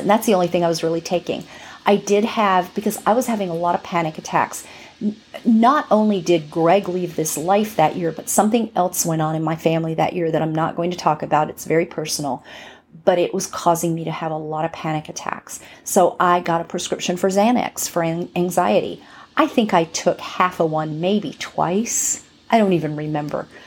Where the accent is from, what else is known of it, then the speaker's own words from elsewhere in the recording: right next to Hollywood, California, United States; I'm from California. Um, what can I say? From, from right next to Hollywood.